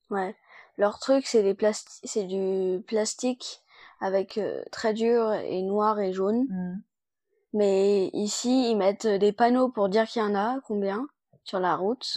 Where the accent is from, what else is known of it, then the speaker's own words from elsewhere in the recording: China; je suis née en Chine et j'ai 10 ans